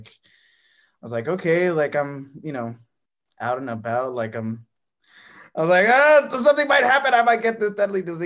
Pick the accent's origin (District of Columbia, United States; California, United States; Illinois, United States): California, United States; Calexico; now in Phoenix, United States; I'm originally from California.